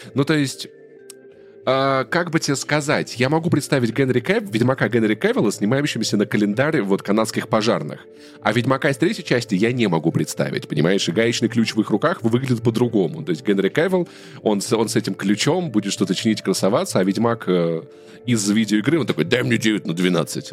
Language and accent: Russian; Russia; now in Yerevan, Armenia; я тоже из России